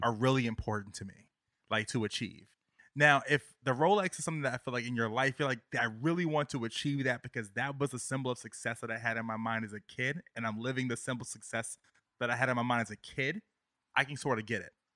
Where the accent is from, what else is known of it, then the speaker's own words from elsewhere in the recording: Virginia, United States; moved away as an adult; now in New York City, United States; I'm from Virginia, I've been living here for nine years